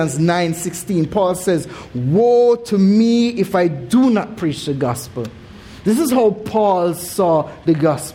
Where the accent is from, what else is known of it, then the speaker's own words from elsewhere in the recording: Jamaica; moved away; growing up in Jamaica, even though it is said that we have the most churches per square mile